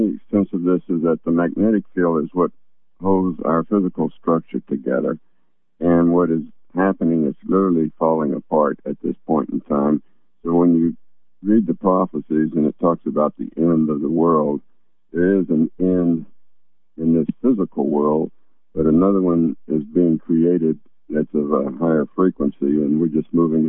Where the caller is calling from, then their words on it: Virginia, United States; This is … in Virginia.